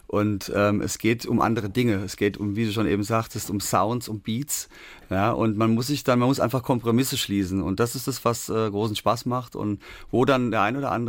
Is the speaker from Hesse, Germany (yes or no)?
yes; Darmstadt, Hesse, Germany; da, wo ich herkomme, aus Darmstadt in Hessen, mhm. das war eine Hochburg und da wurde unter anderem auch … produziert.